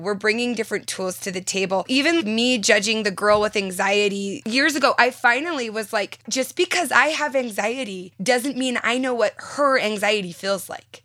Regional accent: Southern California, United States; now in Utah, United States; I'm from Southern California and I moved to Utah

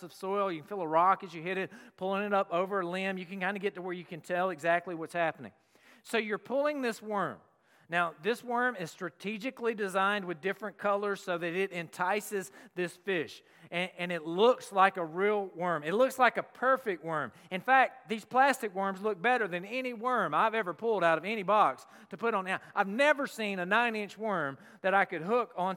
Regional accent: the South, United States; moved away; I'm from the South

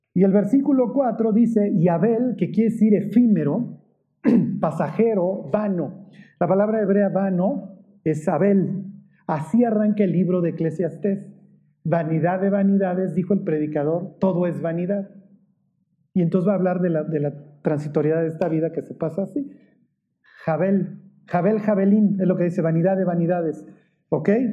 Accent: Mexico; nosotros como mexicanos decimos

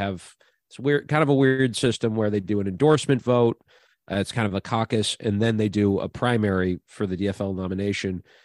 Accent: Minnesota, United States; moved away; Minnesota, my home state

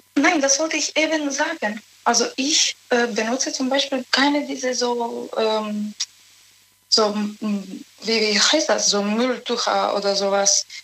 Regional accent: Serbia; German is a second language; moved away; Ich komme aus Serbien

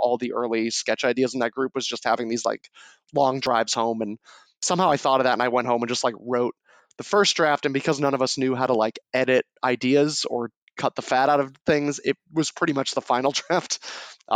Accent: New Hampshire, United States; I'm from New Hampshire

